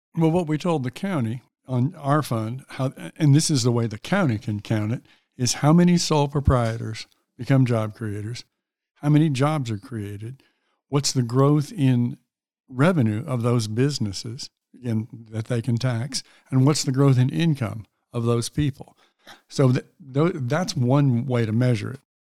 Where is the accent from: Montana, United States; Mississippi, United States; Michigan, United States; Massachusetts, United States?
Mississippi, United States; moved away as an adult; also born or lived in California / San Francisco; I'm from Mississippi